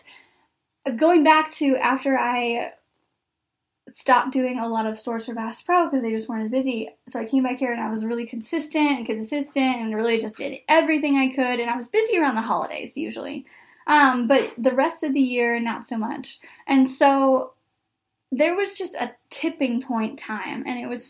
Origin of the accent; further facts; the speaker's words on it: Wheatland, Missouri, United States; now in Springfield, United States; I grew up in a town named Wheatland, Missouri, population 371